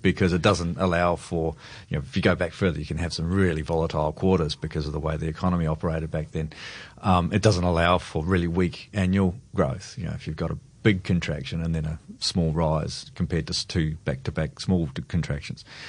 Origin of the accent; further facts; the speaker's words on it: New Zealand; now in Australia; I'm a Kiwi originally